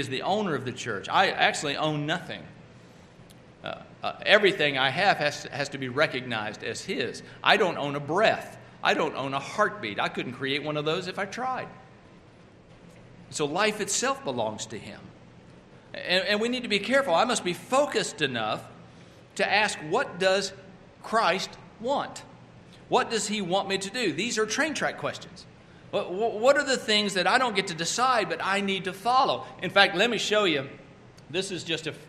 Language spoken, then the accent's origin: English; Oklahoma, United States; also born or lived in Texas; now in North Carolina, United States; I'm originally from Oklahoma and now living in North Carolina